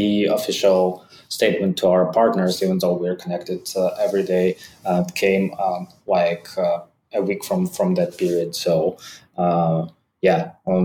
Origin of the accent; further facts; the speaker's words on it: Ukraine; also born or lived in Tallinn, Estonia; I was born in Ukraine